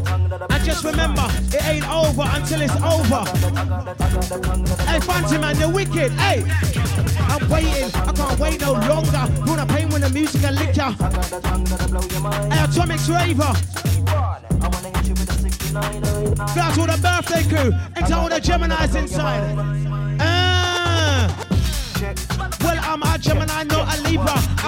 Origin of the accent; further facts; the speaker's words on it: London, United Kingdom; This is the HLC, yeah? And we come all the way from North London to Kent.